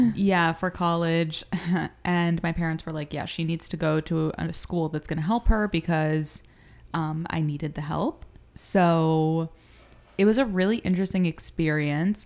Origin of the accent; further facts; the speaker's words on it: Miami, Florida, United States; moved away as an adult; also born or lived in New York; I was born in Miami, Florida